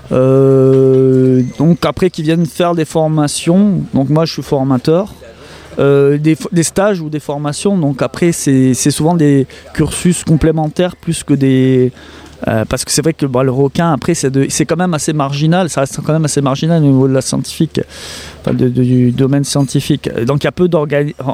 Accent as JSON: {"language": "French", "town": "Montpellier", "region": "Occitania", "country": "France", "tie": "born or raised there", "lives_now": "Marseille, France", "said": "je suis natif de Montpellier, on va dire que je suis marseillais d'adoption"}